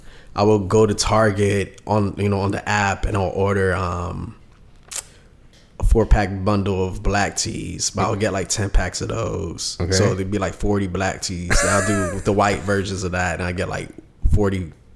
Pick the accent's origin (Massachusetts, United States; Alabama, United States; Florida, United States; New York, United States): New York, United States; New York City; I'm from Brooklyn, New York